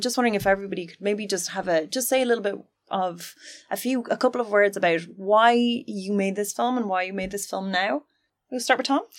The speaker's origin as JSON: {"language": "English", "country": "Finland", "said": "I'm from Finland"}